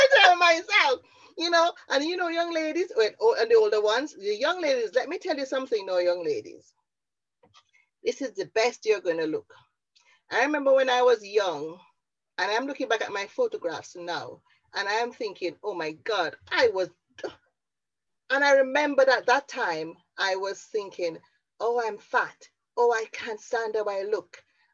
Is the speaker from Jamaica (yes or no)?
yes; Jamaica; also born or lived in Bradford; now in Wales, United Kingdom; when I moved from Jamaica to Bradford to Wales and had to go out and network in a marketplace